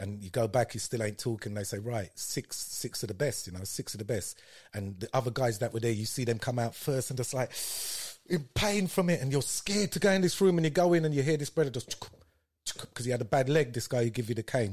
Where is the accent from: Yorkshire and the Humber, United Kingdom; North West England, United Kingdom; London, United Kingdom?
London, United Kingdom; also born or lived in Paddington; we moved from Clapham